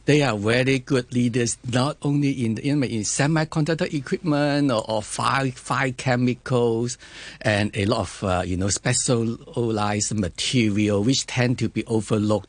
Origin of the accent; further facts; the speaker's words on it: China; I come from China also